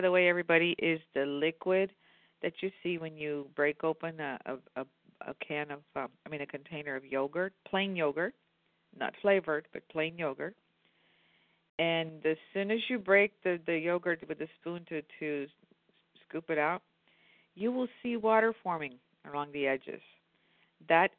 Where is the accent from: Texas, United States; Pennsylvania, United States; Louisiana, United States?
Pennsylvania, United States; Indiana; as a kid, growing up in Indiana, PA